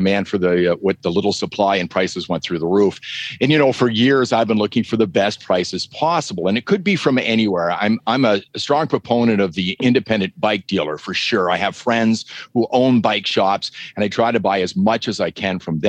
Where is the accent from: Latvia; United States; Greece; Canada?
Canada; southwestern Ontario; accent: Canadian; now in Calgary, Canada; my hometown, which is in southwestern Ontario